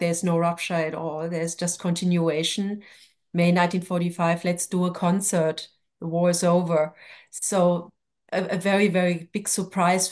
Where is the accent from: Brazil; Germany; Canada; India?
Germany; English is a second language; moved away as an adult; also born or lived in Jerusalem / Tel Aviv; now in New York, United States; I grew up in West Germany.